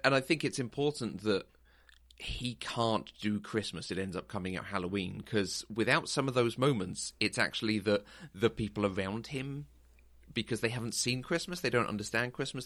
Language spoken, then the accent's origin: English; United Kingdom; as a Brit